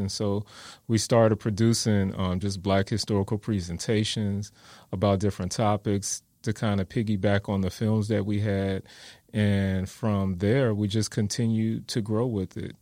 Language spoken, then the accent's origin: English; Gary, Indiana, United States; also born or lived in Wisconsin; now in San Antonio, United States; I was born and raised in Gary, Indiana.